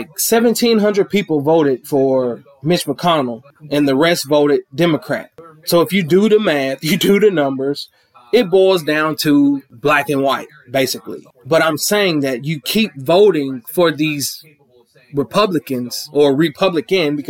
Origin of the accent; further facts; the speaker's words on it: Clinton, Kentucky, United States; I'm from Clinton, Kentucky, small little town down in the sticks